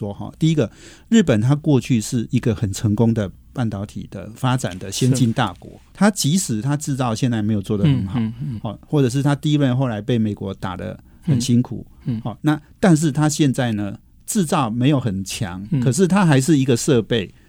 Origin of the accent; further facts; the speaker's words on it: Taiwan; 我们台湾人